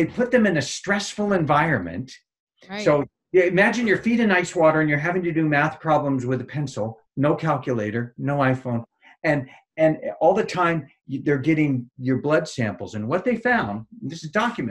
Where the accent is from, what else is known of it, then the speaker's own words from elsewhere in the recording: Marin County, San Francisco Bay Area, California, United States; I grew up in Marin County in the San Francisco Bay Area, kind of Hippieville